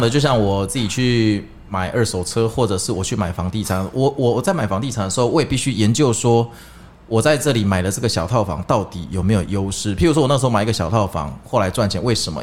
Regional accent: Kaohsiung, Taiwan; 我有一次高雄人

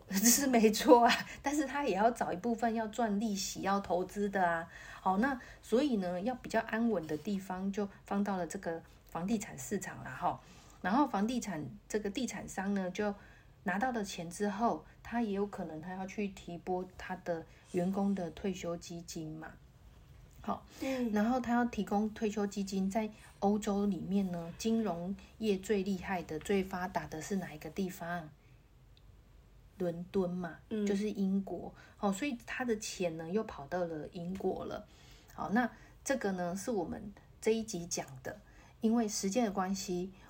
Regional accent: Taiwan; 我们台湾人

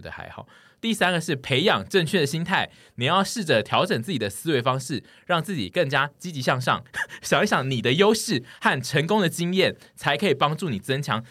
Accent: southern Taiwan, Taiwan; moved away; 很大一部分我的故乡的人本来就是这种心情。我的南部的朋友们本来就是一群都不爱排队的人

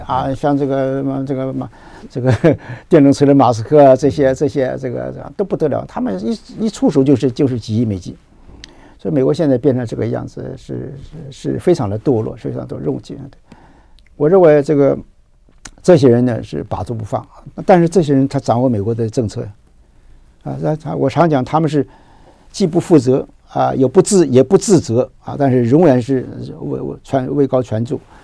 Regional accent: Taiwan; 我们台湾的人今天要有这个智慧

